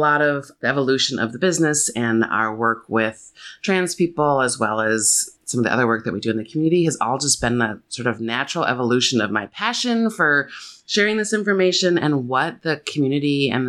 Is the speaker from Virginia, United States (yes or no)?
no; Evanston, Illinois, United States; now in Chicago, United States; I grew up in Evanston. I've been in Chicago my whole adult life.